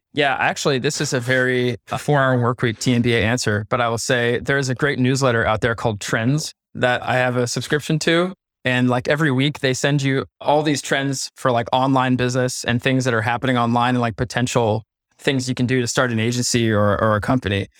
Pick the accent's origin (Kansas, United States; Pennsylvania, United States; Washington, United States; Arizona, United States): Pennsylvania, United States; we're both from Pennsylvania. We know about hunting deer